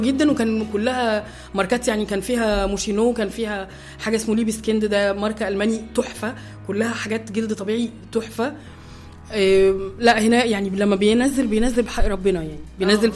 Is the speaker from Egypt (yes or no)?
yes; Egypt; now in Germany; عندنا في مصر